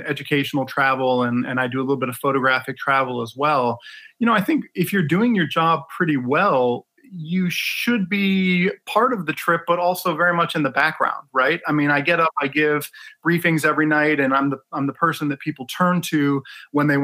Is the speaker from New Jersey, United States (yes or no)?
no; Ann Arbor, Michigan, United States; also born or lived in Detroit; I was born in Detroit and raised in Ann Arbor